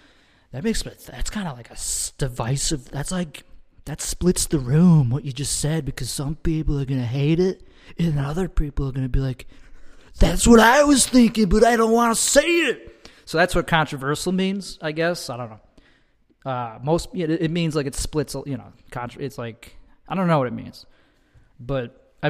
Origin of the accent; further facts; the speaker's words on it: Chicago, Illinois, United States; I'm from Chicago. Chicago. That's where I'm from. I'm from the suburbs of Chicago.